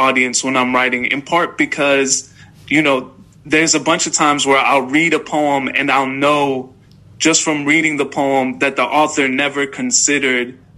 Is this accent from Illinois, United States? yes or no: yes; Chicago, Illinois, United States; I'm from Chicago.